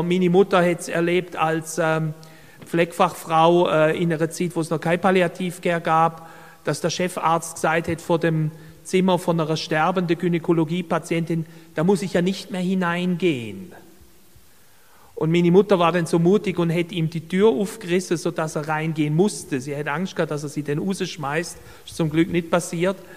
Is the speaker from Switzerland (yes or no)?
no; Baden-Württemberg, Germany; ich möchte dazu ein Beispiel geben aus Deutschland, wo ich herkomme komme aus Baden-Württemberg